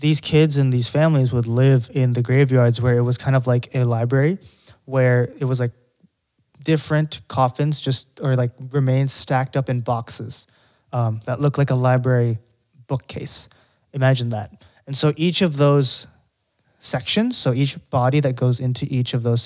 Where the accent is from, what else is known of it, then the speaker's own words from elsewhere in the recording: Philippines; now in New York City, United States; when I grew up in the Philippines, we did like community service